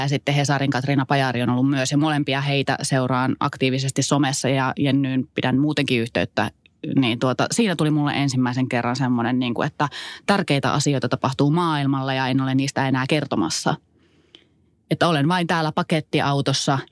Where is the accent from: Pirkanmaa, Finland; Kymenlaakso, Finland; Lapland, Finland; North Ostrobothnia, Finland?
Lapland, Finland; Kittilä